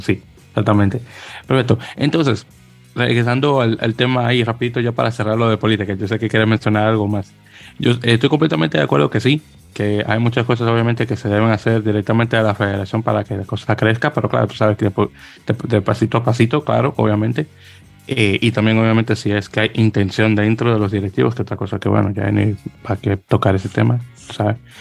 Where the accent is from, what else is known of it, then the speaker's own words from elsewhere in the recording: Dominican Republic; soy dominicano